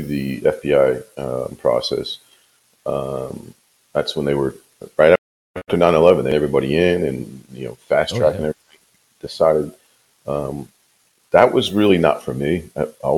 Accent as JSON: {"language": "English", "area": "New Castle County", "region": "Delaware", "country": "United States", "tie": "born or raised there", "also_born_or_lived": "Ocean City, Maryland", "moved": "as an adult", "lives_now": "Georgia, United States", "said": "I'm originally, you know, from Newcastle County, Delaware, and served there as a police officer"}